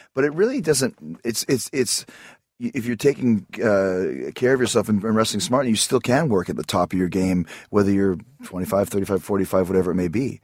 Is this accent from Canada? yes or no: yes; Canada; growing up in Canada